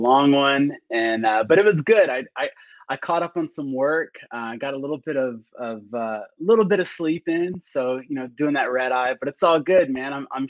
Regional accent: Florida, United States; So at the time, so I'm from Florida. I'm a Florida boy, a military brat.

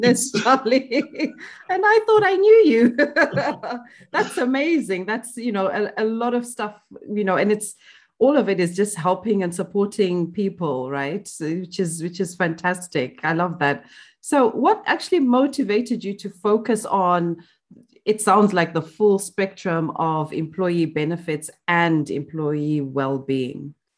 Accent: Zimbabwe; moved away; I grew up in Zimbabwe

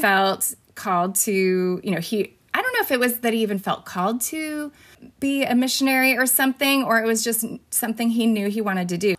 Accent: Fresno, California, United States; also born or lived in Bakersfield, California / Peru; I was born in Bakersfield, which is two hours away from Fresno, and then moved to Fresno when I was four and lived here my entire life

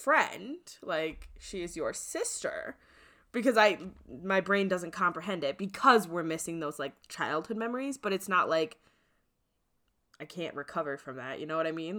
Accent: Midwest, United States; I'm from the Midwest

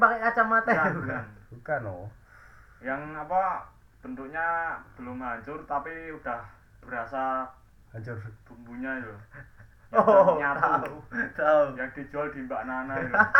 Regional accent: Indonesia; accent: medok (Javanese); gua medok

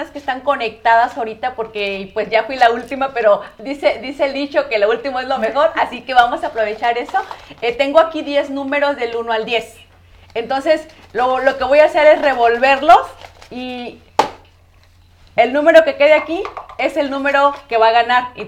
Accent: Nayarit, Mexico; moved away; porque yo soy de Nayarit, donde se hacen los collares, donde se hacen este, todo lo que, lo que es así como artesanal.

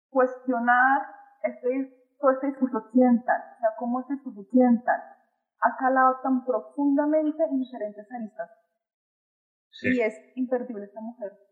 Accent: Colombia; No, pues yo soy colombiana. Eres colombiana, pero eres blanca. Y yo, Sí.

